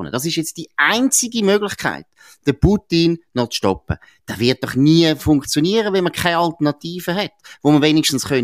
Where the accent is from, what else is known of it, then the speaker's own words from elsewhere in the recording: Switzerland; es ist doch ein Hohn, wenn wir als Schweizer so immer wieder tönen, als wäre die EU Amerika